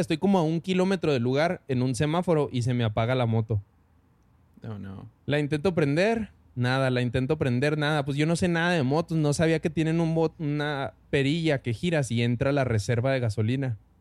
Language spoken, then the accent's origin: Spanish; Parral, Chihuahua, Mexico; now in Chihuahua, Mexico; yo vivo en Chihuahua, pero soy de Parral, orgullosamente